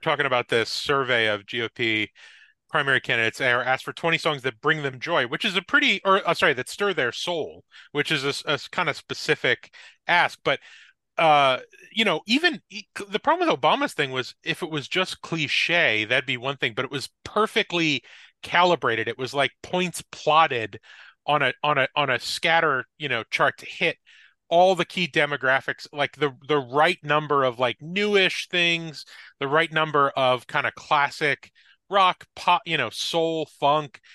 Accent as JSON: {"language": "English", "town": "Wayne", "region": "New Jersey", "country": "United States", "tie": "born or raised there", "said": "from my hometown of Wayne, New Jersey, where I was, uh, grew up"}